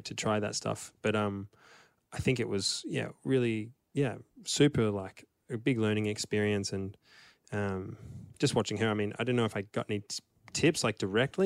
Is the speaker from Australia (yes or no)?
yes; Melbourne, Victoria, Australia; in Melbourne when we played our last show, which was my hometown